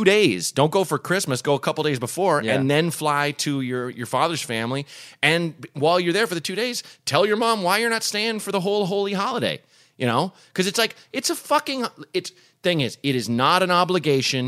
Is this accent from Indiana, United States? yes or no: no; Evanston, Illinois, United States; moved away; also born or lived in Chicago; I was born in Evanston, which is more north.